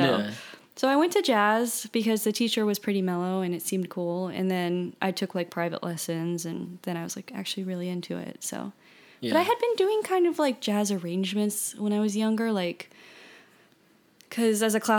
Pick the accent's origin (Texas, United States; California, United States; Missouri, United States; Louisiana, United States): Louisiana, United States; Baton Rouge; Baton Rouge.